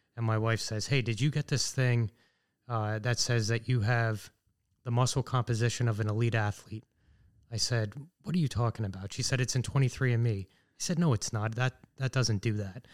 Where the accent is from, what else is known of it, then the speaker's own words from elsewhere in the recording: Sunbury, Pennsylvania, United States; also born or lived in Washington, D.C.; I grew up in Sunbury, which is just about a half hour here from Danville. So I'm pretty much a local guy